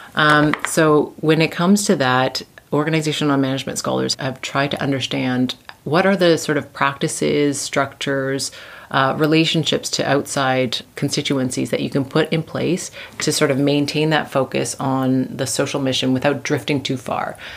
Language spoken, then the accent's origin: English; Canada; moved away as an adult; now in Vienna, Austria; I'm originally from Canada.